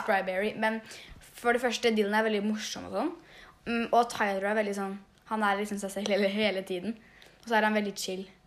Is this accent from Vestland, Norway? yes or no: no; Svinndal, Østfold, Norway; born or raised there; also born or lived in Jeløya, Moss